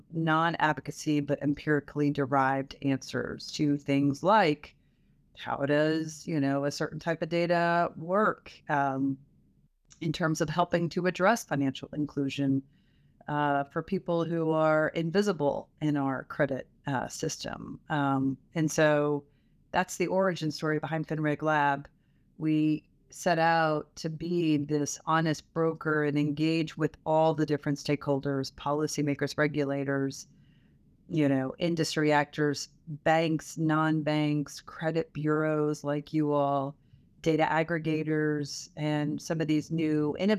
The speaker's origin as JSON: {"language": "English", "town": "Louisville", "region": "Kentucky", "country": "United States", "also_born_or_lived": "southeastern United States", "said": "But I hail from Louisville, Kentucky, and lived all over the southeastern United States growing up."}